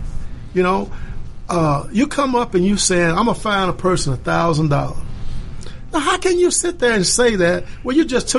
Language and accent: English; Arkansas, United States; I'm from Arkansas.